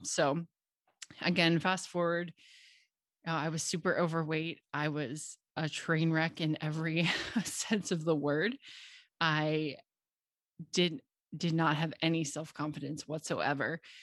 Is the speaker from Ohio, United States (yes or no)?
yes; Cincinnati, Ohio, United States; moved away as an adult; now in Knoxville, United States; I grew up in Cincinnati, Ohio, where I lived until I was twenty-three.